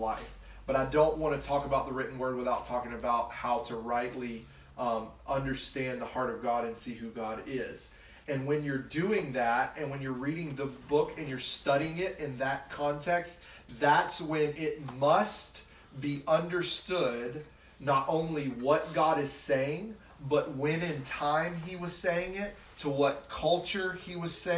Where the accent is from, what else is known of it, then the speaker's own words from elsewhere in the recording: the South, United States; I grew up in the South